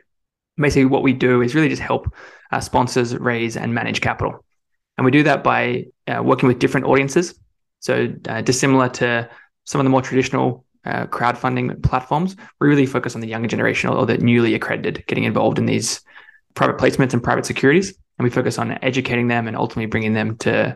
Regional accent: Australia; moved away as an adult; now in San Francisco, United States; I'm originally Australian. I left Australia in 2015, moving across to San Francisco

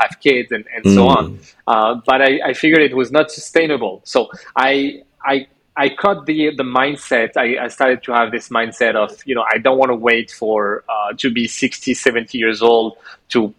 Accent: France; moved away as an adult; also born or lived in Montreal, Canada / Algeria; I grew up in France from 7 till 24, wow. So most of my life.

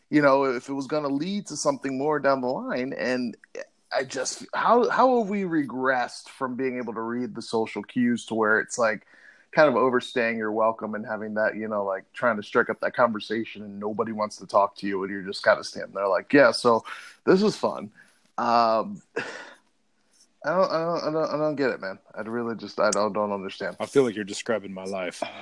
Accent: Colorado, United States; I grew up in Colorado.

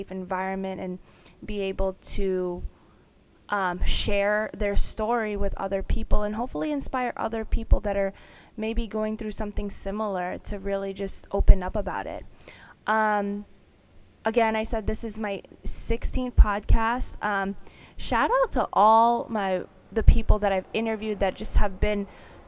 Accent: New York, United States; I'm born and raised in New York

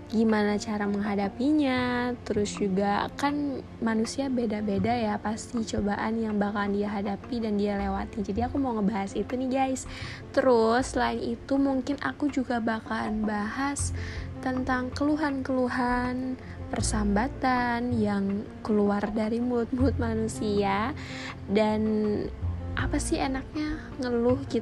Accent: Banjarmasin, South Kalimantan, Indonesia; Oh iya, aku anak Banjarmasin ya guys, aku asli sini juga.

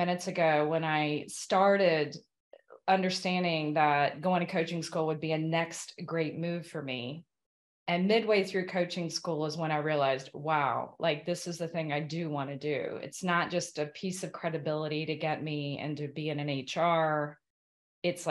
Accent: Kentucky, United States; moved away; I'm an American from Kentucky

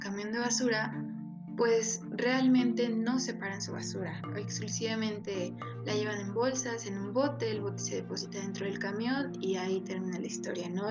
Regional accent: Mexico; como mexicanos

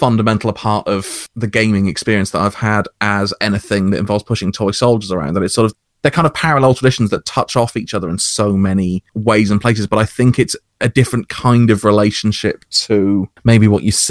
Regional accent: United Kingdom; I'm British OSR to my bones, so I had a different kind of experience of old school gaming

